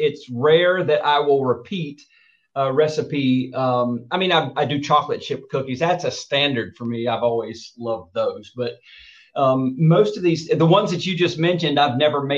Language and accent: English; Dothan, Alabama, United States; moved away as an adult; now in California, United States; when I was a teenager growing up in Southeast Alabama, actually a kid